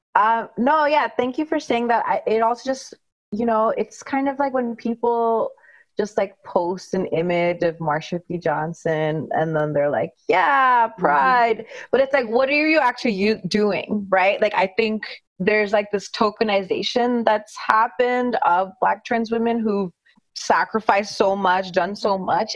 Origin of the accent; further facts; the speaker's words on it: India; I'm Indian